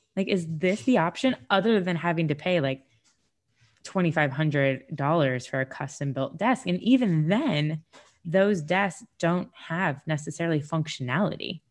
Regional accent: Sarasota, Florida, United States; I'm from Sarasota, Florida

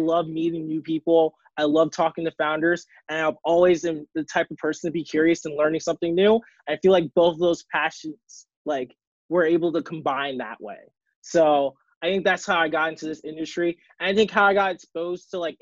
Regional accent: Baltimore, Maryland, United States; I'm from Baltimore, Maryland

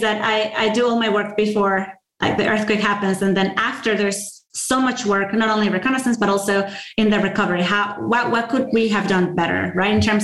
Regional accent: Venezuela; moved away as an adult; also born or lived in Virginia; I'm coming from Latin America

